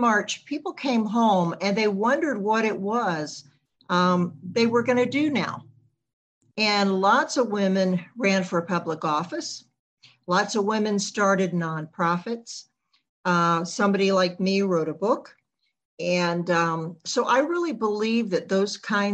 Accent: the Jim Crow South, United States; I grew up in the Jim Crow South back in the 1960s.

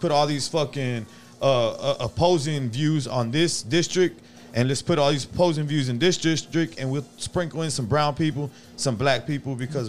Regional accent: Cy-Fair, Texas, United States; I grew up in Cyfair

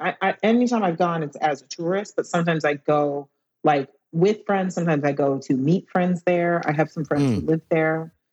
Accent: Dallas, Texas, United States; now in London, United Kingdom; Texas, Dallas.

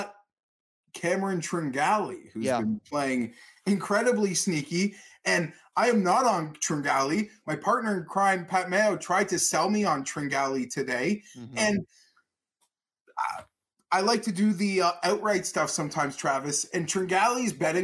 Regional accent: Canada; I'm a Canadian.

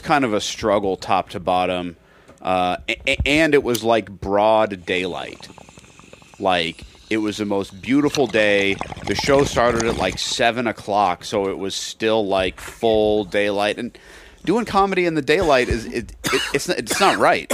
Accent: Seattle, Washington, United States; I'm from Seattle

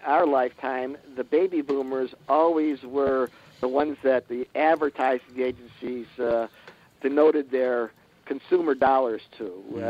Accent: Shaker Heights, Ohio, United States; I was raised in Shaker Heights, and some of my fellow graduates made it in Hollywood

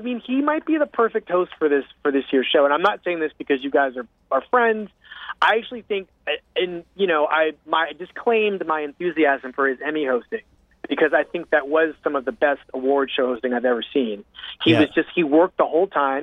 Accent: United States; as an American

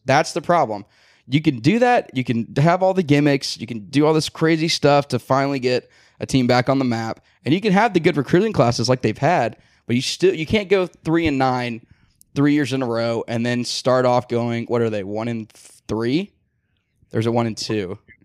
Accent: Kennesaw, Georgia, United States; also born or lived in Nashville; I grew up in Kennesaw, Georgia

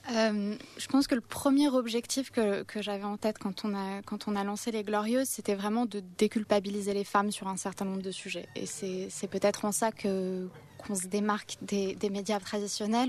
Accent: Canada; je suis canadienne

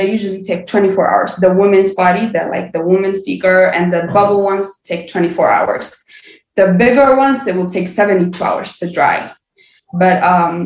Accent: Addis Ababa, Ethiopia; born and raised in Ethiopia, Addis Ababa

